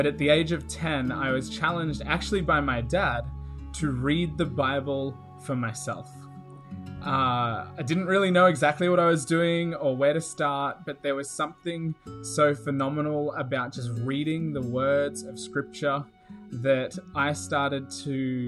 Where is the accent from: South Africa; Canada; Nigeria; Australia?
Australia; now in Riverside, United States; as you can hear from my accent and from my voice, I don't actually come from America at all. I have just moved here, actually, from Queensland, Australia